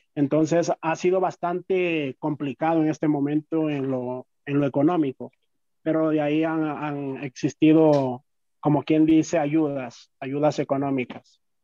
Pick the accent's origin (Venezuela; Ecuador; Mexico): Ecuador; Carchi; now in Quito, Ecuador; Yo soy del Valle del Chota